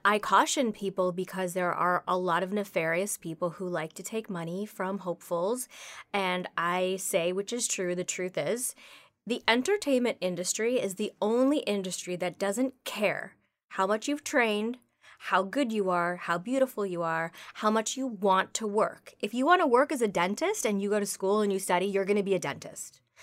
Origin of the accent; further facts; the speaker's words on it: Toronto, Ontario, Canada; now in Los Angeles, United States; I grew up in Toronto